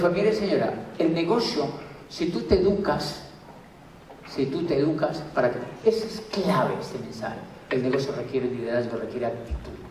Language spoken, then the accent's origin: Spanish; Miranda, Cauca, Colombia; ¿De dónde, señora? Yo soy de Miranda Mocauca.